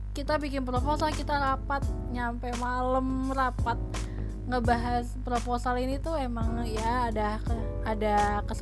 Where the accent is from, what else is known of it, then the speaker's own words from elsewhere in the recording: Banten, Indonesia; karena kan aku tuh asli Banten tapi aku jarang banget liburan ke